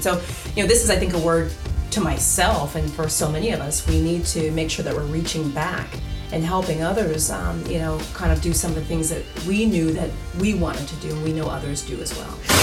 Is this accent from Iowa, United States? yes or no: yes; Davenport, Iowa, United States; now in New Jersey, United States; I'm from Davenport, Iowa, which is right on the eastern border